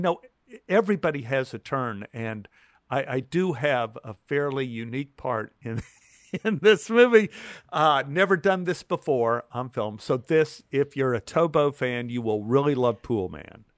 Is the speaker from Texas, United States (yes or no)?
yes; Dallas, Texas, United States; growing up in Oak Cliff